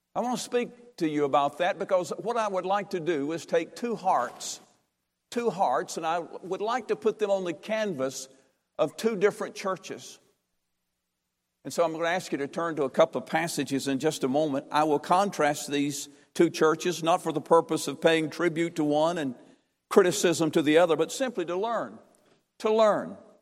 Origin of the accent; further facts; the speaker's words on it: Durham, North Carolina, United States; I'm from Durham, North Carolina.